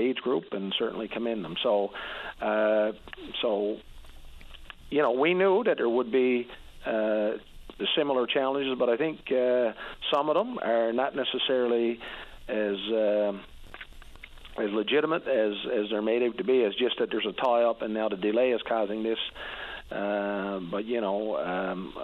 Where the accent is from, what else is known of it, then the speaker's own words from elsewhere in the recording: Labrador Straits, Newfoundland and Labrador, Canada; moved away; I'm from the Labrador Straits area